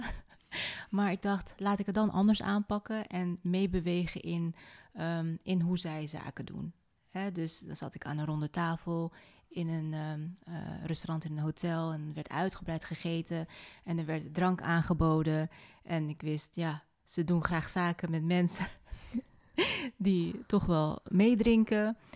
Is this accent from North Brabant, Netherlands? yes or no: yes; North Brabant, Netherlands; in Noord-Brabant, in mijn puberteit